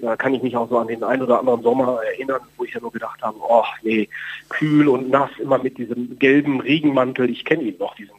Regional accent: Bonn, North Rhine-Westphalia, Germany; ich bin tatsächlich in Bonn geboren

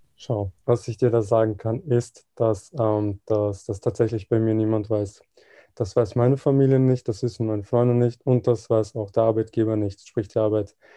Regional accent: Vienna, Austria; Ich bin auch in Wien geboren und ähm, immer in Wien gewesen.

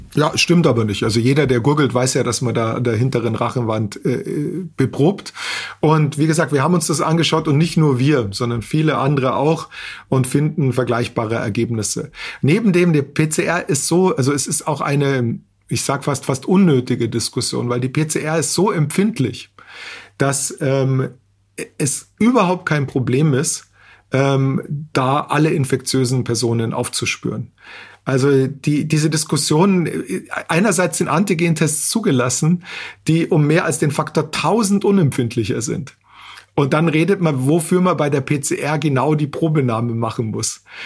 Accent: Austria; bei uns in Österreich

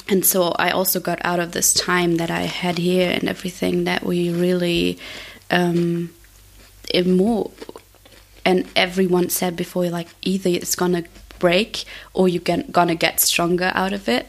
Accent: Germany; I am also in Berlin because I'm from Germany

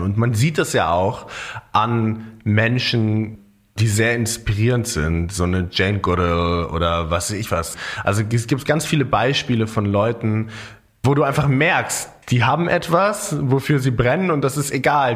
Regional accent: Germany; bei uns in Deutschland

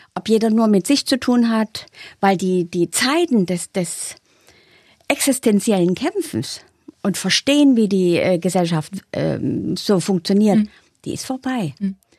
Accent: Saxony, Germany; accent: Saxon; Ich bin aus Sachsen

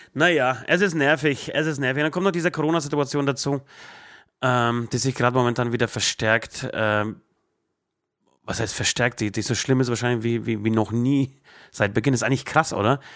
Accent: Trockau, Bavaria, Germany; ich bin ja in Trockau groß geworden

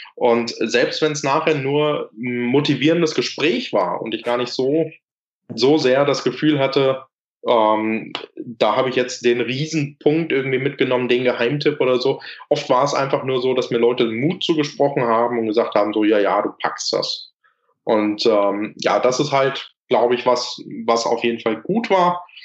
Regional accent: Lüdenscheid, North Rhine-Westphalia, Germany; Ich hier in Lüdenscheid, wo ich herkomme

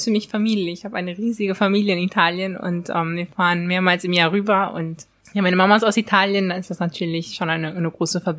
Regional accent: Germany; born or raised there

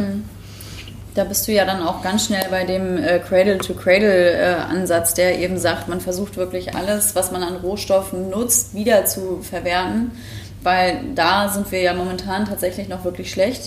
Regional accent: Mecklenburg-Vorpommern, Germany; moved away as an adult; now in Hamburg, Germany; ich komme aus MacPom vom Dorf

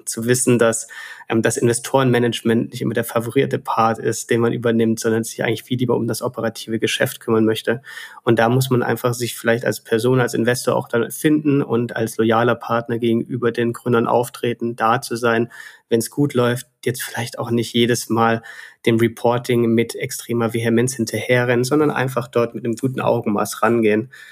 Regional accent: Stuttgart, Baden-Württemberg, Germany; also born or lived in Reutlingen / Barcelona / Dublin; bin Schwabe, ähm, komme aus Stuttgart

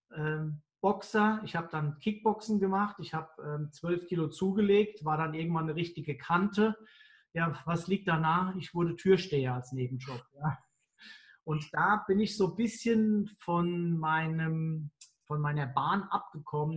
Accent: Mainz, Rhineland-Palatinate, Germany; Ich bin ja Mainzer

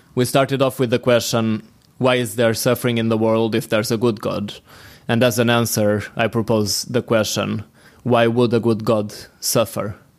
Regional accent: Portugal; from Portugal.

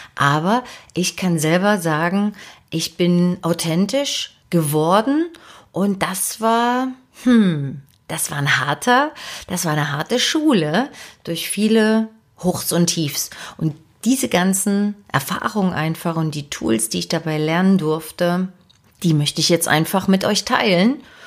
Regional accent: Dresden, Saxony, Germany; moved away as an adult; also born or lived in Leipzig; now in Hamburg, Germany; habe also meine Kindheit und meine Jugend in Dresden verbracht

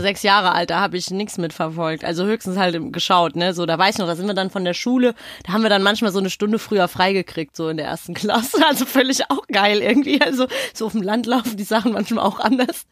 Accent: Frankfurt, Hesse, Germany; bei uns in Frankfurt

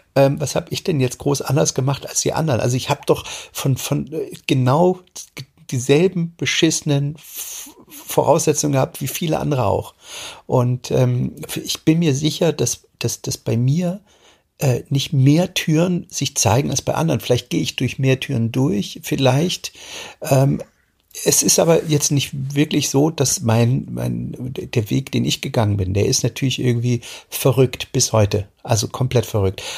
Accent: East Germany, Germany; ich bin ja in der DDR aufgewachsen

